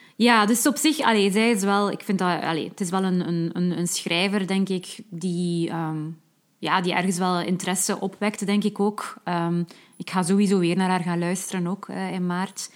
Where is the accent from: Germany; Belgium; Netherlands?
Belgium; West Flanders; als West-Vlaming moet ik